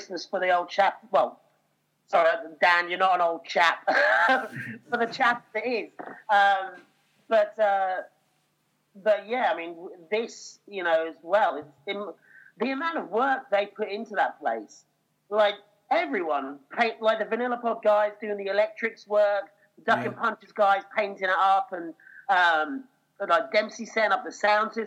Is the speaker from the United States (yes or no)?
no; Norfolk, East of England, United Kingdom; I grew up in Norfolk